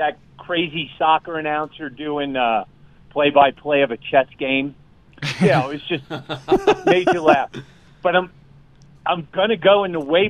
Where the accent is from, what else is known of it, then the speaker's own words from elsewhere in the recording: New York City, New York, United States; I'm 61. I didn't have cable growing up, but the reverse of that is growing up in New York City, we had eight stations.